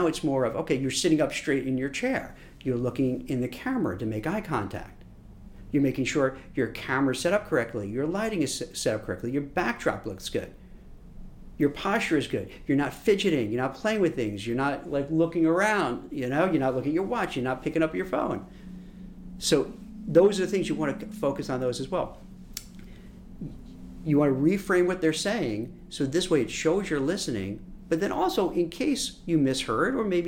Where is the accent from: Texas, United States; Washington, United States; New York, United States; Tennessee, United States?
New York, United States; Brooklyn; I grew up in Brooklyn, in New York, way before it was like hipsterish. And you talk really fast. You know, fast talking New Yorker was kind of a cliche, like a stereotype, but it's true.